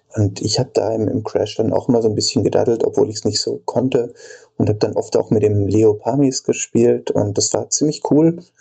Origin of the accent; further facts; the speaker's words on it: Denzlingen, Baden-Württemberg, Germany; in Denzlingen, wo ich herkomme, das ist so zehn Kilometer nördlich von Freiburg